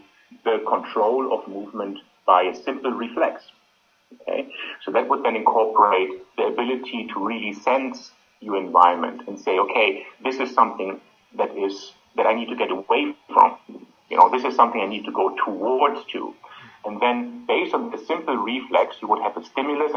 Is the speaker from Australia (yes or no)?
yes; Australia; I'm from Australia